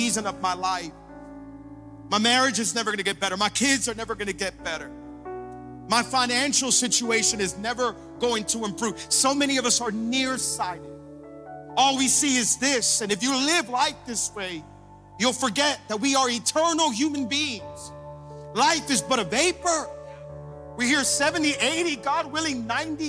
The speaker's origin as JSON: {"language": "English", "town": "Hialeah", "region": "Florida", "country": "United States", "tie": "born or raised there", "said": "I grew up in Hialeah, and I say it all the time because I'm loud and proud about Hialeah."}